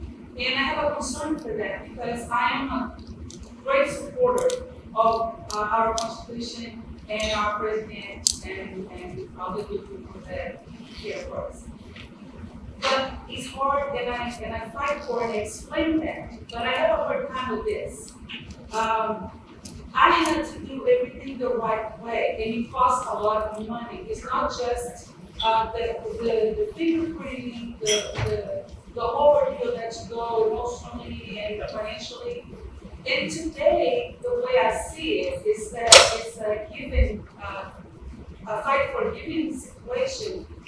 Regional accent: Brazil; now in United States; I'm a first-year law student. I'm originally from Brazil.

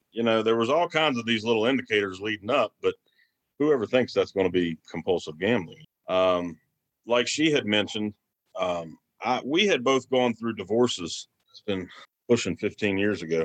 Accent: outside Beckley, Southern West Virginia, United States; I'm from West Virginia, Southern West Virginia here, a small town, small community outside of Beckley, West Virginia. I born and raised

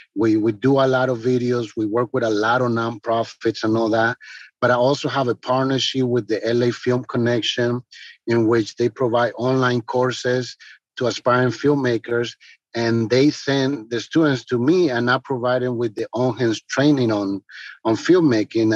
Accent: Paraguay; now in Washington, D.C., United States; I'm originally from Paraguay, but the US is my second country, and my city is Washington, D.C.

